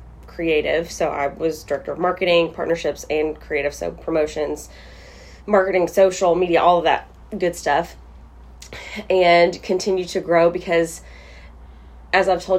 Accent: Bowling Green, Kentucky, United States; this is my hometown

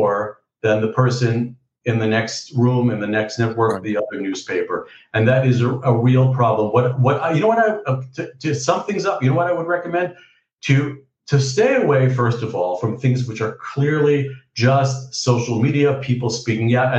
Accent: New York, United States; born or raised there; moved away as an adult; now in Beit Shemesh, Israel

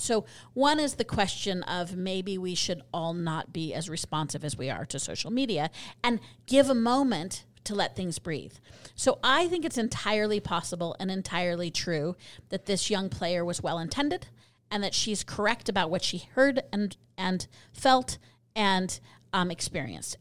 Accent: Colorado, United States; now in Utah, United States; I'm from Colorado

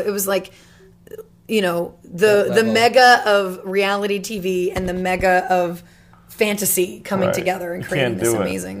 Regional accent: Louisiana, United States; I mean, I'm from Louisiana.

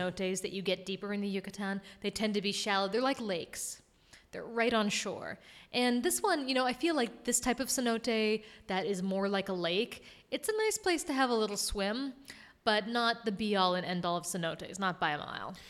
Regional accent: Massachusetts, United States; bang a Yui, as you know we say in Massachusetts

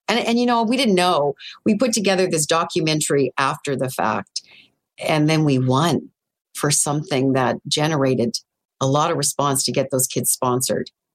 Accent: Northern Ontario, Canada; now in Toronto, Canada; I grew up in Northern Ontario

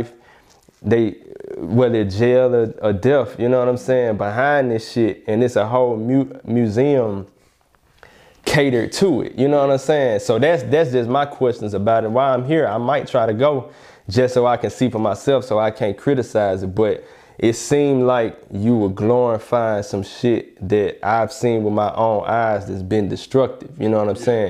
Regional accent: Birmingham, Alabama, United States; now in Houston, United States; I'm from Alabama, it's country

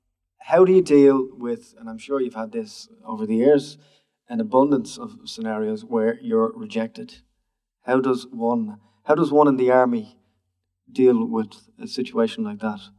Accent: Barnsley, Yorkshire and the Humber, United Kingdom; when I was growing up in Barnsley, I had to carry.

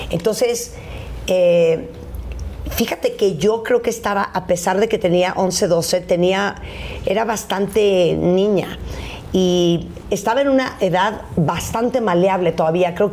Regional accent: Mexico; es que sí soy mexicana.

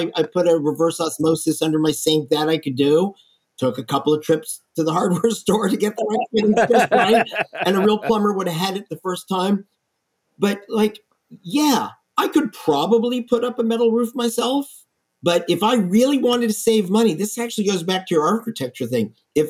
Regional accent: Texas, United States; I'm from Texas. There's so many buildings out in the prairie that have metal roofs that are still standing from back then.

